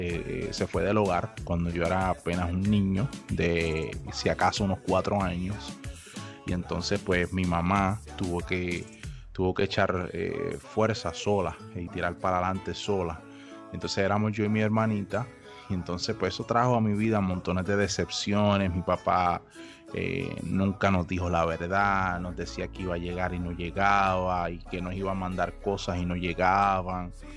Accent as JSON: {"language": "Spanish", "town": "Aguadilla", "country": "Puerto Rico", "tie": "born or raised there", "moved": "as an adult", "lives_now": "United States", "said": "yo soy original de Puerto Rico, de Aguadilla, Puerto Rico, y actualmente radico en los Estados Unidos"}